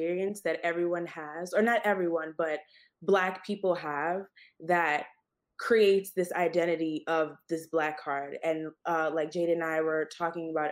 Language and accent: English; New York City, New York, United States; I was born and raised in Queens, New York City